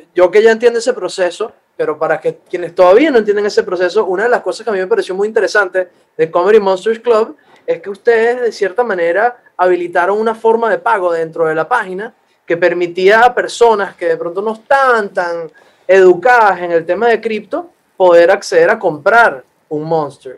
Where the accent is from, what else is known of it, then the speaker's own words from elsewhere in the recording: Venezuela; aquí somos eh, todos venezolanos